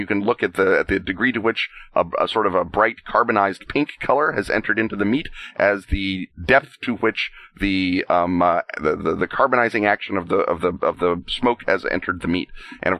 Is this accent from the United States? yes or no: yes; Oklahoma, United States; I'm from Oklahoma